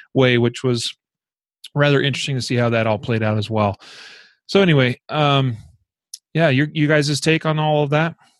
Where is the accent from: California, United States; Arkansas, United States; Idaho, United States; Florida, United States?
Idaho, United States; my home state of Idaho